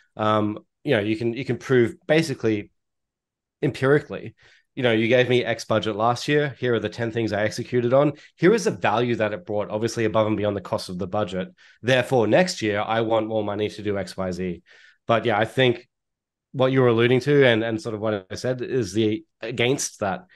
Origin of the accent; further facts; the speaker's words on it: Australia; accent: Australian; now in Toronto, Canada; my accent is Australian, and I'm based out of Toronto, Canada